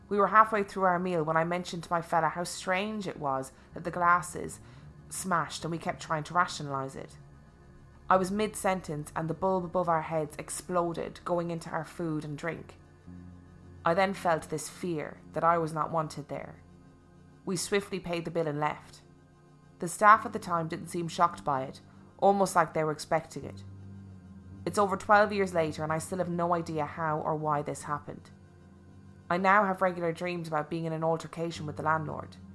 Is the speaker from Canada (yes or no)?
no; Gloucester, South West England, United Kingdom; moved away as an adult; now in London, United Kingdom; I was born and raised in Gloucester, but in 1998 moved to Barking in East London